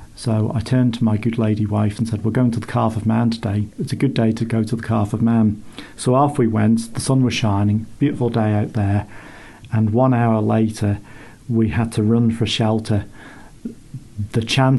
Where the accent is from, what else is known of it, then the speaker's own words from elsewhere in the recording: Isle of Man; accent: funny accent; also born or lived in Reading; I'm from the Isle of Man.